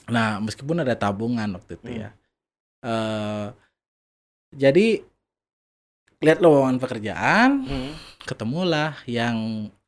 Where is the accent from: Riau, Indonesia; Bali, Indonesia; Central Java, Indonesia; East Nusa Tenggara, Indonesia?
Bali, Indonesia; Dalung; saya asli dari Dalung.